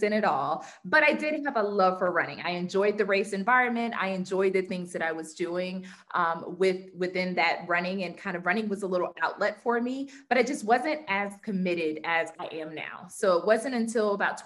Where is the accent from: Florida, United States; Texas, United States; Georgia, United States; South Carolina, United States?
Georgia, United States; Atlanta; I am born and raised in Atlanta, Georgia, and I still live in Atlanta, Georgia